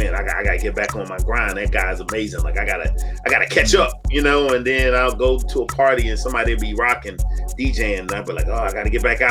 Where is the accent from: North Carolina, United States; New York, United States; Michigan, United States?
North Carolina, United States; Kinston; Because where I'm from, Kinston, North Carolina. I'm from Kinston, North Carolina. It's a small town